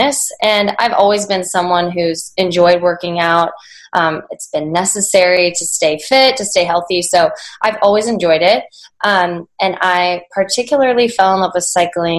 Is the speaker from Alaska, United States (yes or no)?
yes; Anchorage, Alaska, United States; moved away as an adult; also born or lived in Washington State; now in Seattle, United States; I was born and raised in Anchorage, Alaska. I lived there until I left for college.